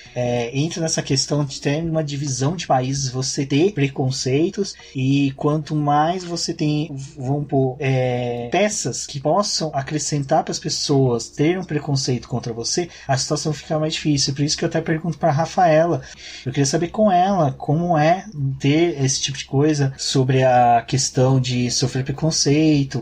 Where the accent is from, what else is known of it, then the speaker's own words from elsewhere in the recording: Minas Gerais, Brazil; now in São Paulo, Brazil; eu sou de uma região que não sofre tanto preconceito, que é Minas Gerais